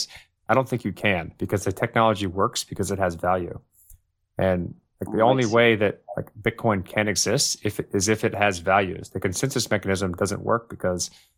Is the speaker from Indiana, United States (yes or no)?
no; Texas, United States; I'm a Texan